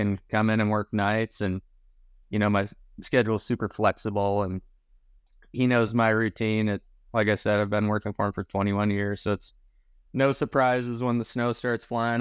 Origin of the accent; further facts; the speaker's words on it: Michigan, United States; moved away; Growing up in Michigan